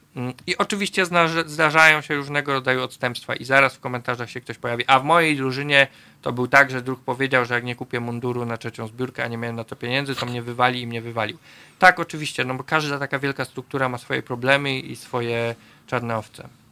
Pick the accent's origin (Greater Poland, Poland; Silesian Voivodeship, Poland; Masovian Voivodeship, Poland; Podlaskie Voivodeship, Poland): Greater Poland, Poland; Poznań; ja jestem z Łazarza na przykład, z Poznania, dzielnicy, która długo uchodziła za dosyć biedną